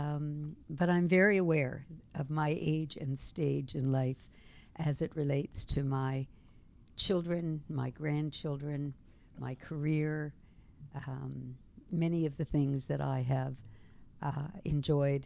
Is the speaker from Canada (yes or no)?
yes; Toronto, Ontario, Canada; also born or lived in Montreal; I was born in Toronto, right here in our fair city.